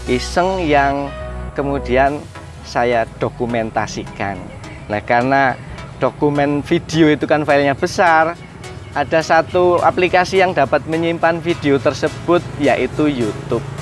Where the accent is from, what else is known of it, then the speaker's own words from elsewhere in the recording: Kebumen, Central Java, Indonesia; dan kebun organik oh. saya dari Desa Tambarjo, sama Tanah Mulyo Kabupaten Kebumen.